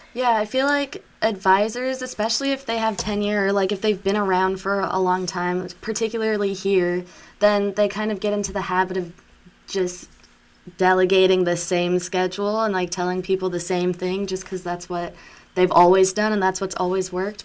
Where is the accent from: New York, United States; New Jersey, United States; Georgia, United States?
Georgia, United States; Atlanta; I'm from Atlanta proper